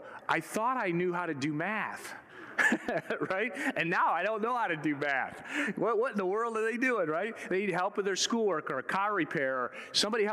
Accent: Michigan, United States; moved away; I was born and raised in Michigan

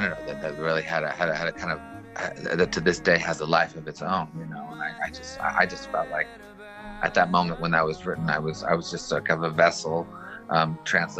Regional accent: Montreal, Quebec, Canada; I was brought up in Montreal

